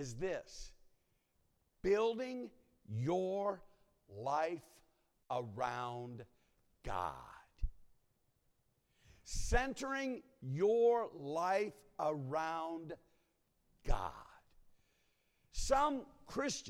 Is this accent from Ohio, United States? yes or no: yes; Ohio, United States; moved away; I was born in Ohio